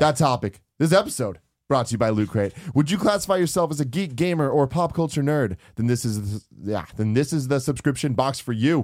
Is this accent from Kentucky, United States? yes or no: no; San Francisco, California, United States; I live in San Francisco, born and raised in San Francisco